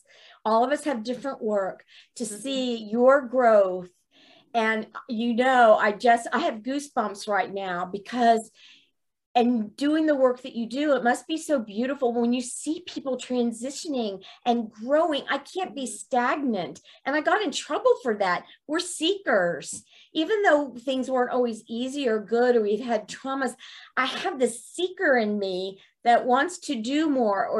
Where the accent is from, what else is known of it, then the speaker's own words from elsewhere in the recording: Miami, Florida, United States; also born or lived in New York; when I moved from New York to Miami when I was 6 years old